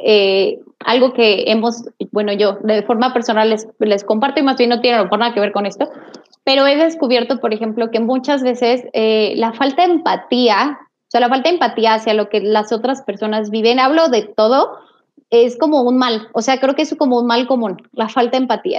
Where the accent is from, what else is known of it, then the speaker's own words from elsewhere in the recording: Mexico; los mexicanos nos nos ofendemos a nosotros mismos